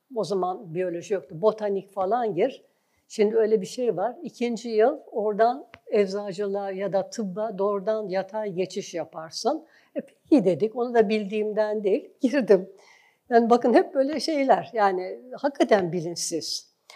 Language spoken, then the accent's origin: Turkish; Istanbul, Turkey; ben İstanbul doğumluyum. Yani ailemde de işte birkaç kuşak boyunca hep İstanbul'da orayı tanıdım. Ee, bütün eğitim hayatım İstanbul'da geçti.